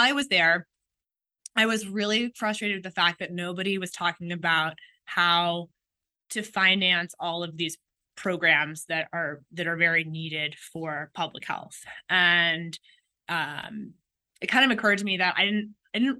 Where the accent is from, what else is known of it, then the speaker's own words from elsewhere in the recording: Washington, District of Columbia, United States; I grew up in Washington, D.C.